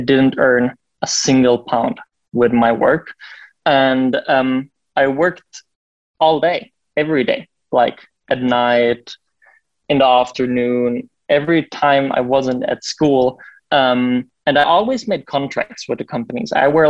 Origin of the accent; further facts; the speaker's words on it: Berlin, Germany; I'm from Berlin. This is where I live and where our office is